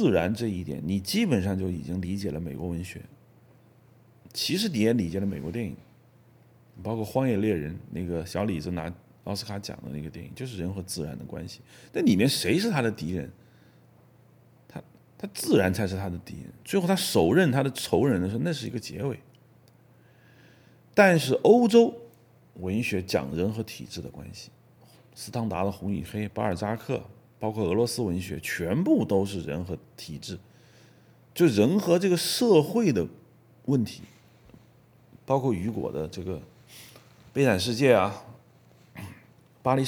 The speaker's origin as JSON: {"language": "Chinese", "country": "China", "said": "所以，当我们中国人看到林冲的遭遇的时候，我们非常的理解，因为我们也想在体制内活着呀。"}